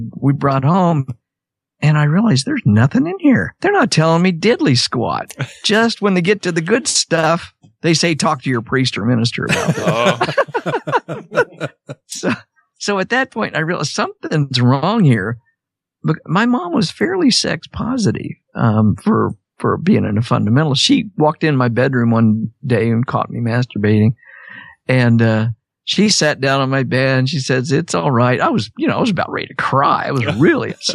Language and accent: English; Wichita, Kansas, United States; moved away as an adult; also born or lived in Nashville, Tennessee; I was raised in Wichita, Kansas, really conservative area